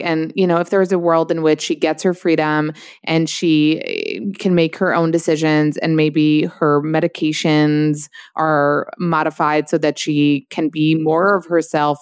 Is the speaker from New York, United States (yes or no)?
yes; New York, United States; I'm like probably from New York.